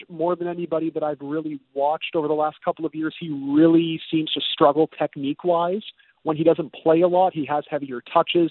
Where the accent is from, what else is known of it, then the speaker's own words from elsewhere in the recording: Canada; I'm from Canada